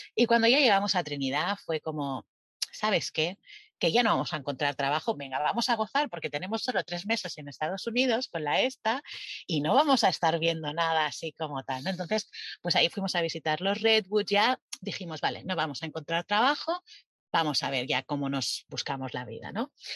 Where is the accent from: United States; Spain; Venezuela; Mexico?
Spain; moved away as an adult; somos españoles